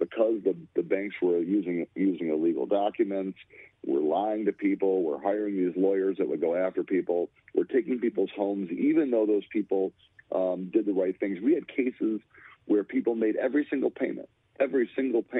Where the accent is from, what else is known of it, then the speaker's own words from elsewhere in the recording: Lansing, Michigan, United States; I grew up in the Capitol building. I used to play hide and go seek in the Capitol building